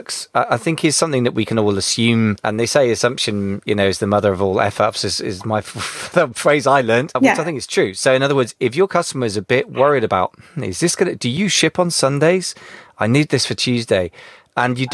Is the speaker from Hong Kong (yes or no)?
no; United Kingdom; being British